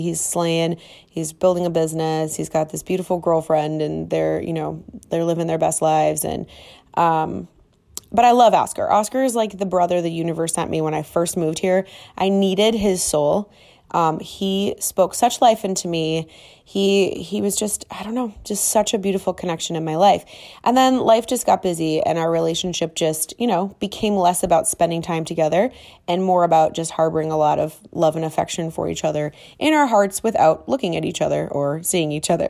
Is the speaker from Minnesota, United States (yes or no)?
yes; Minneapolis, Minnesota, United States; now in Miami, United States; Growing up, as kids, we, we, you know, my parents didn't have a whole lot. We lived in Minneapolis